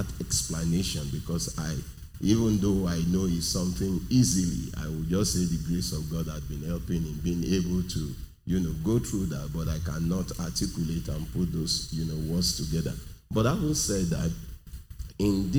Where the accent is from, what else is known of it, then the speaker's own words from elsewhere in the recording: Nigeria; I'm from Nigeria, I'm in Nigeria